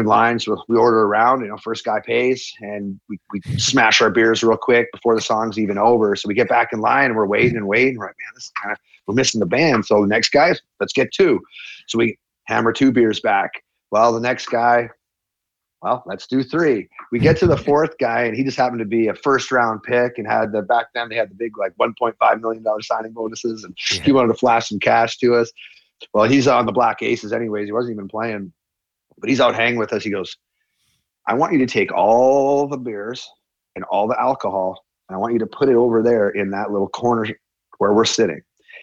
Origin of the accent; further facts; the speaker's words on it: Hanna, Alberta, Canada; we're from Hannah, Alberta.